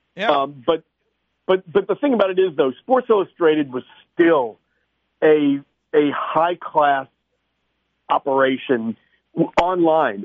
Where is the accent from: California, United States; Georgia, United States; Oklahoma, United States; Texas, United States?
Georgia, United States; Atlanta; I grew up in Atlanta